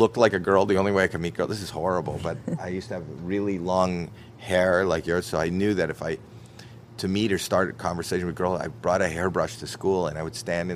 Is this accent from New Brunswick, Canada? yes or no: no; Toronto, Ontario, Canada; I'm from Toronto, Canada